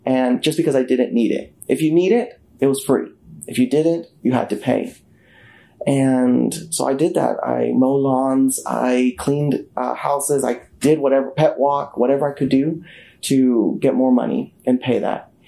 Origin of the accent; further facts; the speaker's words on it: Tulsa, Oklahoma, United States; I was born and raised in Tulsa, Oklahoma, a son of immigrants